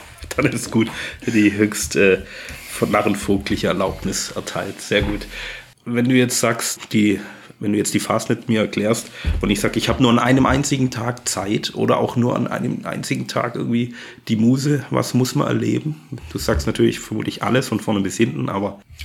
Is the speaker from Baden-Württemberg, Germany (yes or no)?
yes; Ulm, Baden-Württemberg, Germany; also born or lived in Elztal; now in Waldkirch, Germany; ich bin ja Schwabe, komme noch aus dem protestantischen Ulm.